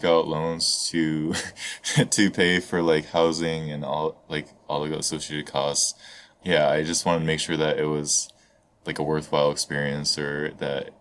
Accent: Southeast Michigan, United States; moved away as an adult; also born or lived in Toronto, Canada; now in Japan; where I grew up in Southeast Michigan

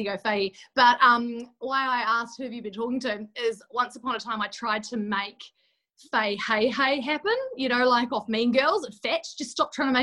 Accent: Christchurch, Canterbury, New Zealand; moved away as an adult; now in Sydney, Australia; from Christchurch, New Zealand, a little small town girl who's just battling away in the big smoke of Sydney.

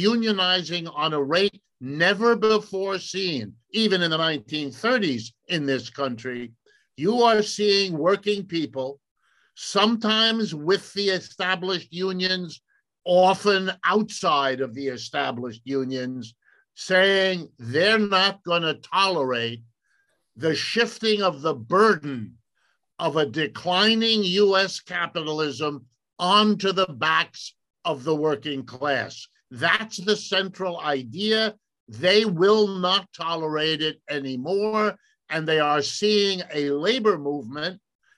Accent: Ohio, United States; I was born in Ohio. I've lived and worked all my life in the United States

